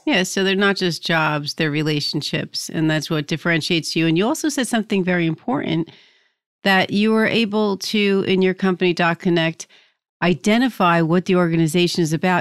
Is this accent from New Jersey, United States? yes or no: yes; New Jersey, United States; I'm from New Jersey